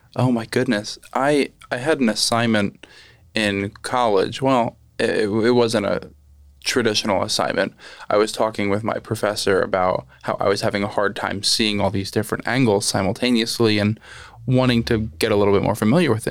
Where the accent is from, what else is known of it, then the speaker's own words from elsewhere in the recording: Lehigh Valley, Pennsylvania, United States; also born or lived in New York; I, I grew up here in the Lehigh Valley